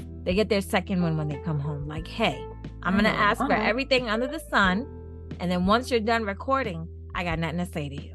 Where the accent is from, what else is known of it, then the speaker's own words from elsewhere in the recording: Ghana; now in United States; I'm from Ghana. My husband is born in America.